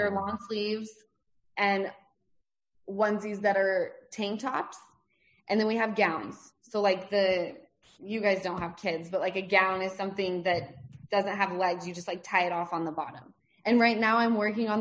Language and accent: English; Salt Lake City, Utah, United States; now in Los Angeles, United States; I'm born and raised in Salt Lake City, Utah